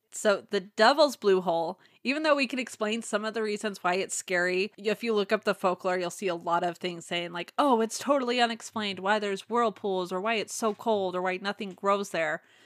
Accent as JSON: {"language": "English", "town": "Las Vegas", "region": "Nevada", "country": "United States", "tie": "born or raised there", "said": "we grew up in Las Vegas"}